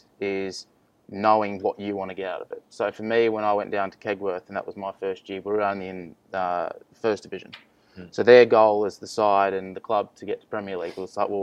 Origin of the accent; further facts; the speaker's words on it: Penrith, New South Wales, Australia; I'm from Penrith